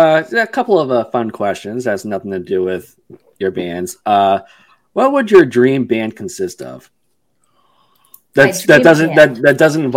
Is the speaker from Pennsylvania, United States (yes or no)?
no; Massachusetts, United States; now in Boston, United States; I say wicked a lot because I'm from Massachusetts. I'm here in Boston, so I say wicked a lot.